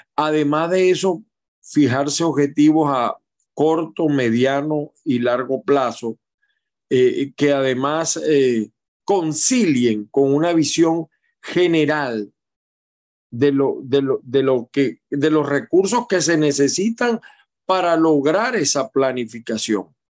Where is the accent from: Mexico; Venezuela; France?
Venezuela; Aragua; moved away; yo soy del Estado Aragua